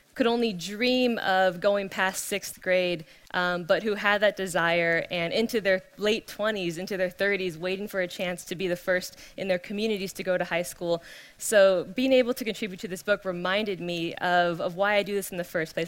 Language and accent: English; California, United States; born and raised in California